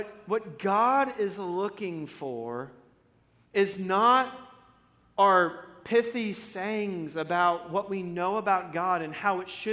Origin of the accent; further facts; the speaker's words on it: Florida, United States; I'm from Florida